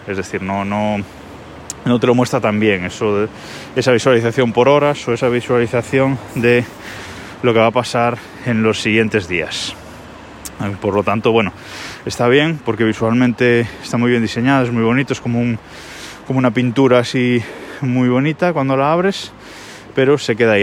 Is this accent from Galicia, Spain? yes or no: yes; Galicia, Spain; soy gallego y vivo en Galicia